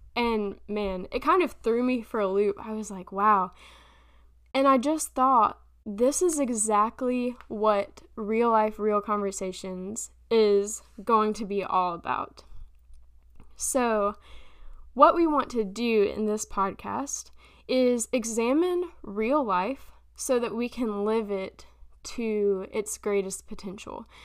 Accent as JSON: {"language": "English", "town": "Florence", "region": "South Carolina", "country": "United States", "tie": "born or raised there", "also_born_or_lived": "Memphis, Tennessee", "said": "I'm from Florence, South Carolina. Um, technically, I was born in Memphis, Tennessee, but we moved here when I was pretty little, so I'm I'm a South Carolinian in my own mind at least."}